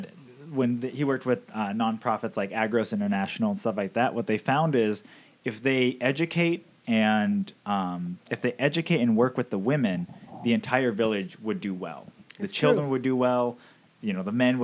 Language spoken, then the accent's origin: English; Camano Island, Washington, United States; where are you from? We'd be like, Camino Island